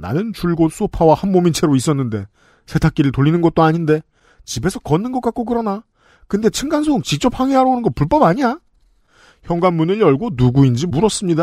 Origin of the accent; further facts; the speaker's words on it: South Korea; 평생 한국에 산 사람으로서